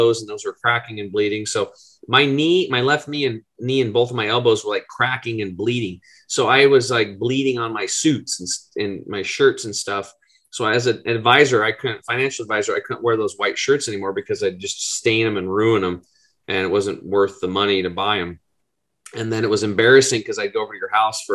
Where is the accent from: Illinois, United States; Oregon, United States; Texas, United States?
Oregon, United States; Eastern; I grew up over in Eastern Oregon, which is pretty much Redneckville.